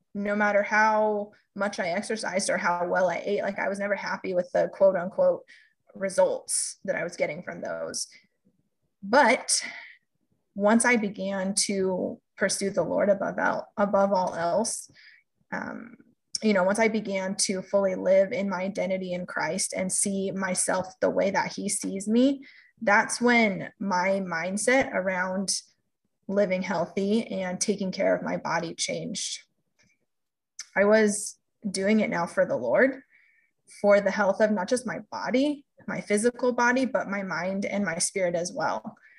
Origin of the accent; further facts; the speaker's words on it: California, United States; also born or lived in Boston, Massachusetts; now in Kansas, United States; I grew up in California and also lived in Boston for a period of time